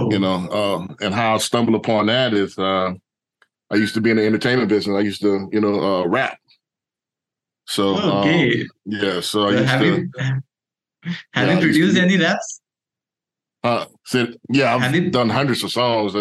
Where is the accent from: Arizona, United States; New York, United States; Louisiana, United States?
Louisiana, United States; New Orleans; moved away; also born or lived in Houston, Texas; I'm originally from New Orleans, Louisiana.